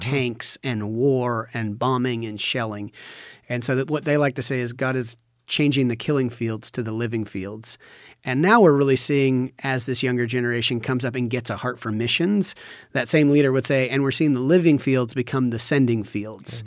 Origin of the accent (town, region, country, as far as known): Washington, United States; born or raised there; moved away as an adult; now in Cambodia